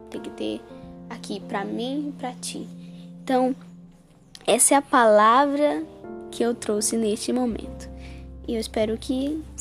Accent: Manaus, Amazonas, Brazil; moved away; hoje eu moro no Amapá, mas eu vim de Manaus, de uma cidade um pouquinho distante daqui.

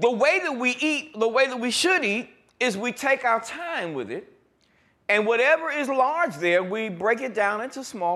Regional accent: New York, United States; growing up in New York

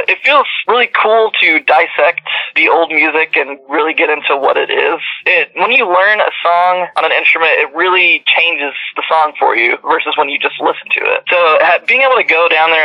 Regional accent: Houston, Texas, United States; I was from Houston, but I'd actually been living out of Houston since probably about 2014. And so I moved back down to Houston

